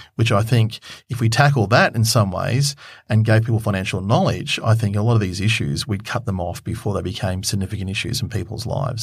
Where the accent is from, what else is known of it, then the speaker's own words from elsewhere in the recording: Queensland, Australia; I come from Queensland, so I know that area quite well